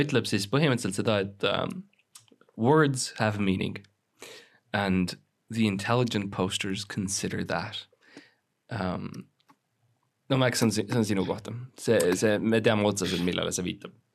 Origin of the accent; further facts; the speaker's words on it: Estonia; me oleme kõik eestlased, me oleme kõik eestlased